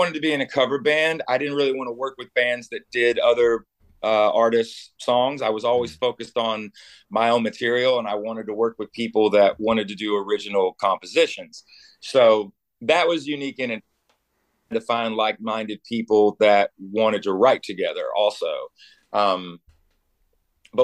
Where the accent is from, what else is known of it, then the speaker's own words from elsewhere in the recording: Knoxville, Tennessee, United States; I came from a town that was very, very sports centric. I'm from Knoxville, Tennessee, which is where the University of Tennessee is